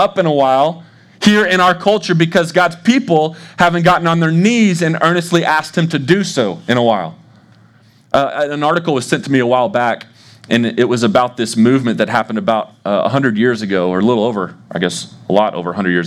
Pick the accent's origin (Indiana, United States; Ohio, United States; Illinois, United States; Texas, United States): Texas, United States; Dallas; moved away as an adult; also born or lived in Arkansas; now in Des Moines, United States; So I grew up in Dallas